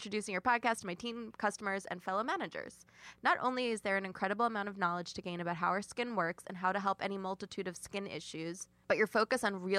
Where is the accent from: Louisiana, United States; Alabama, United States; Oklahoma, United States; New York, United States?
Alabama, United States; Birmingham; also born or lived in Selma; I'm from Birmingham, Alabama, and spent a lot of my childhood in Selma.